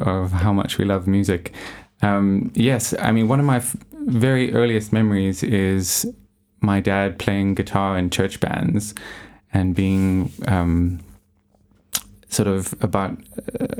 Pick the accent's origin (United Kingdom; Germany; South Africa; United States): South Africa; moved away as an adult; also born or lived in Johannesburg, South Africa / Jeffreys Bay, Eastern Cape, South Africa; I am from South Africa and was born in Johannesburg. But when I was about 9 years old, my parents moved to the Eastern Cape, where they currently live now, in a little surfing town called Jeffreys Bay.